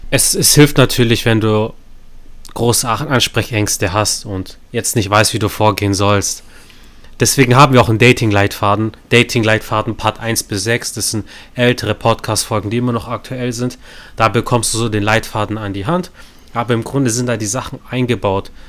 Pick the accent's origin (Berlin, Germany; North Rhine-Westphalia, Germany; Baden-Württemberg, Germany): Baden-Württemberg, Germany; Stuttgart; Also ich komme aus Stuttgart.